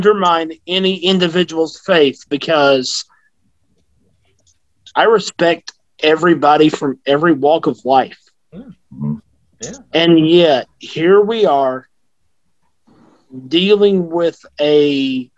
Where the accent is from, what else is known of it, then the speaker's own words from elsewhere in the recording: the South, United States; I grew up in the South